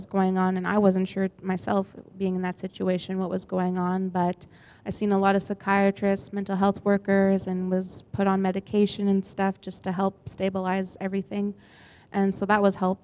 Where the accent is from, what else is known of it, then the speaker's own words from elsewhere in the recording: Grunthal, Manitoba, Canada; I'm originally from Grenthal, Steinbeck area